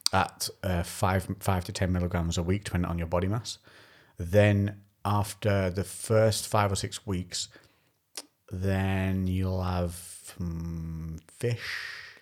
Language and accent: English; Shrewsbury, West Midlands, United Kingdom; when I said Shrewsbury, they were like, "Oh, you're local."